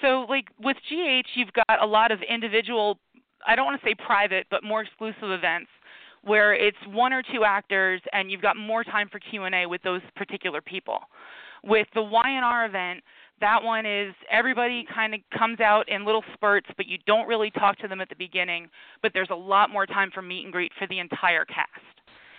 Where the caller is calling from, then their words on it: Philadelphia, Pennsylvania, United States; I am calling from Philadelphia